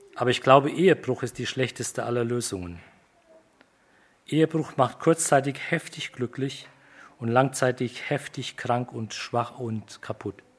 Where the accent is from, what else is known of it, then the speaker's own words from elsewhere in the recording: Germany; wir als Deutsche